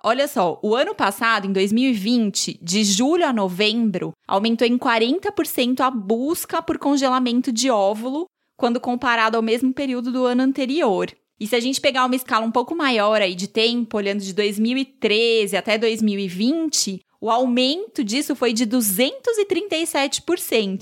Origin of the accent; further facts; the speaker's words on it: São Paulo, Brazil; eu também sou da Penha, gente. Nasci e fui criada lá.